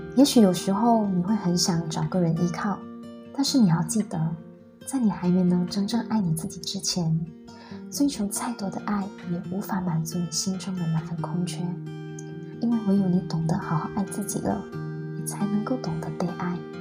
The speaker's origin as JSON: {"language": "Chinese", "town": "Dungun", "region": "Terengganu", "country": "Malaysia", "tie": "born or raised there", "also_born_or_lived": "Penang", "moved": "as an adult", "said": "你从小在东海岸长大，在二十岁的时候，你拿到了梦寐以求的科系。你带着兴奋、忐忑的心情，一个人从龙运到槟城上大学"}